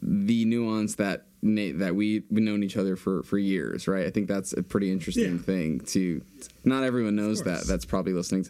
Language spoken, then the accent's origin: English; Boston, Massachusetts, United States; Got to stay true to the hometown, you know? Got to go Boston